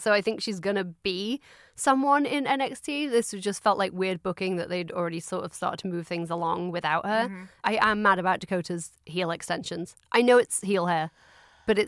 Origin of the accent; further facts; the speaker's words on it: near Robin Hood country, East Midlands, United Kingdom; I grew up very near Robin Hood country